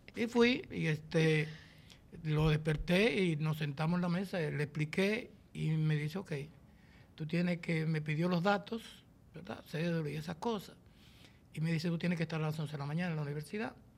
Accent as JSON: {"language": "Spanish", "region": "San José de Ocoa", "country": "Dominican Republic", "tie": "born or raised there"}